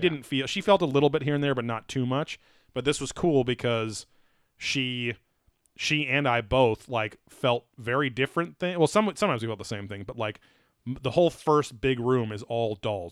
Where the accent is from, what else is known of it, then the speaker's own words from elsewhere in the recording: Southern California, United States; Southern California